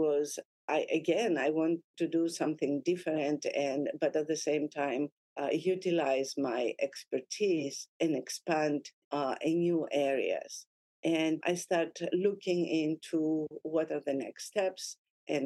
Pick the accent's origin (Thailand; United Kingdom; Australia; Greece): Greece; moved away as an adult; also born or lived in Lebanon / Naples, Italy; now in United States; I was born in Lebanon, and I moved to Greece with my mom when I was about 6 years old.